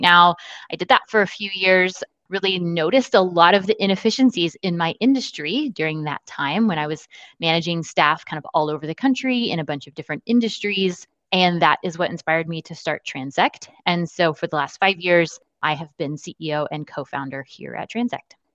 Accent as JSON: {"language": "English", "town": "Austin", "region": "Texas", "country": "United States", "tie": "born or raised there", "moved": "as an adult", "lives_now": "San Antonio, United States", "said": "I'm originally from Austin, where I was born and raised"}